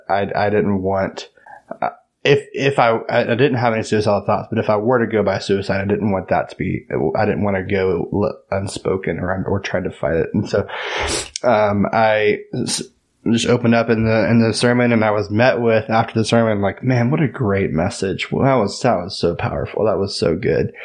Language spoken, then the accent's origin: English; Tyler, Texas, United States; moved away; also born or lived in Los Angeles, California / San Francisco, California; I was born and raised in Tyler, but I used to live in California.